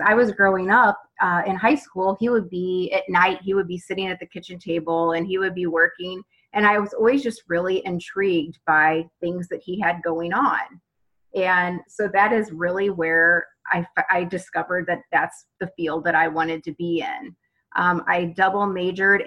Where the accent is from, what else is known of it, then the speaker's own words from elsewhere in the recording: St. Louis, Missouri, United States; I am from St. Louis, Missouri